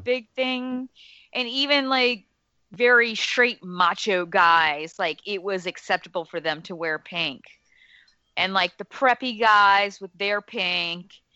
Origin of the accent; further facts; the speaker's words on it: Alabama, United States; moved away; I grew up in Alabama